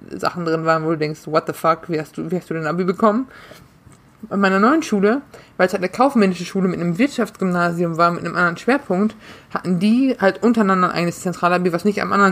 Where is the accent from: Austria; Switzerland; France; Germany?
Germany; North Rhine-Westphalia; Ich komme ich komm aus NRW. Anständiges Bundesland im Prinzip.